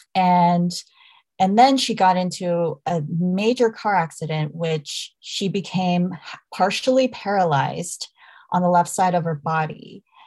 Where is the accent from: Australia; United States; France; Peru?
United States; Dallas, Texas; I'm Korean American. I was born and raised in Dallas, Texas